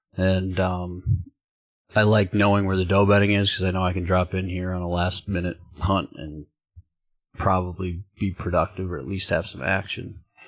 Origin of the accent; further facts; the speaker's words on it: Michigan, United States; Growing up in Michigan swamps, like, we didn't really hunt a lot of ag